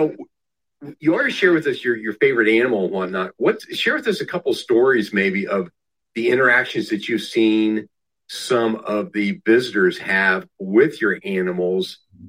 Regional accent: Southwest Ohio, United States; now in Sarasota, United States; my life growing up in Southwest Ohio.

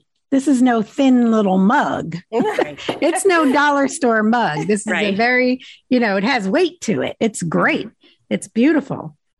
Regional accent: New Jersey, United States; I'm from New Jersey.

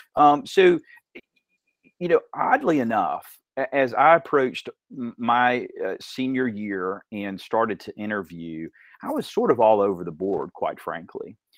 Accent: Dalton, Georgia, United States; also born or lived in Athens, Georgia; I was b-, born actually in Athens, Athens, Georgia. Um, w, we moved around a couple of times, but ultimately, you really grew up in Dalton.

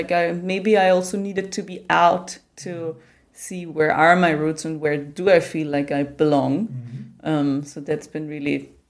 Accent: Austria

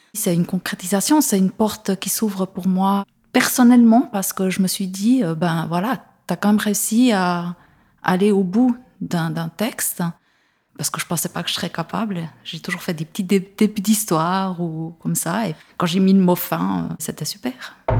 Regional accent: Neuchâtel, Switzerland; je viens de Neuchâtel

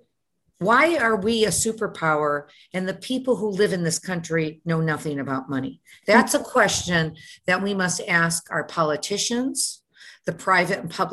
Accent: Detroit, Michigan, United States; moved away; also born or lived in Houston; I was born and raised in Detroit.

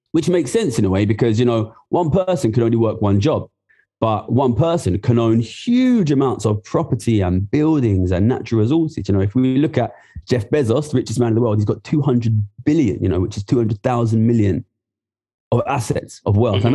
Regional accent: Ilford, London, United Kingdom; I'm from Ilford, which is in uh, East London

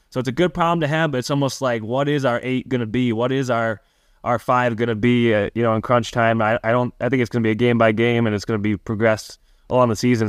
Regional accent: Milwaukee, Wisconsin, United States; I grew up twenty minutes from Marquette's campus

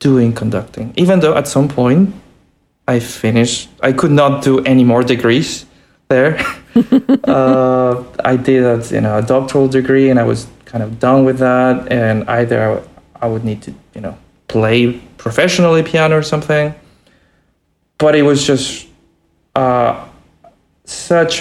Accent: Santiago, Santiago Metropolitan Region, Chile; moved away as an adult; also born or lived in Boston; I was born in Santiago in Chile, and you know, there were not many opportunities, you know, there. But I finished, you know, what I could there

